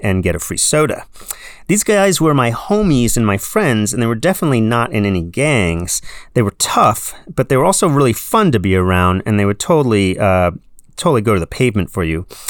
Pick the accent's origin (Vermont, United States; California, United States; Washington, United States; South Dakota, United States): California, United States; San Diego; I grew up in San Diego in the seventies